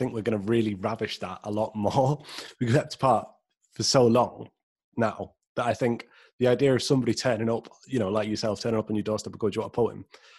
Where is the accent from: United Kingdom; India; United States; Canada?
United Kingdom; Skegness, East Midlands; moved away as an adult; now in Manchester, United Kingdom; I grew up in Skegness and I've lived in Manchester now for 6 years.